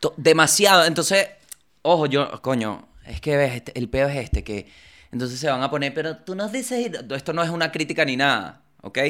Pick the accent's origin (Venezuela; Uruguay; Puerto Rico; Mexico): Venezuela; moved away as an adult; now in Argentina; cuando salí de Venezuela para Argentina